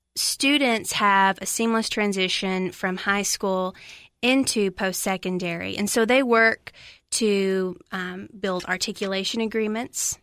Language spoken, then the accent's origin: English; Lafayette, Tennessee, United States; moved away as an adult; now in Cookeville, United States; from Macon County, Tennessee, little town Lafayette, about an hour northwest of here